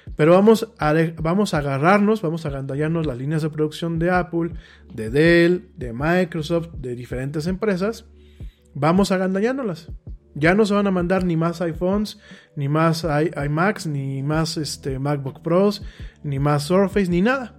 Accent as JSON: {"language": "Spanish", "country": "Mexico", "said": "A mí como mexicano"}